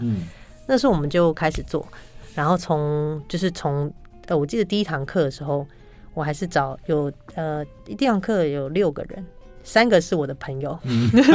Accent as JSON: {"language": "Chinese", "country": "Taiwan", "said": "我们台湾人就是特性就是太谦虚了"}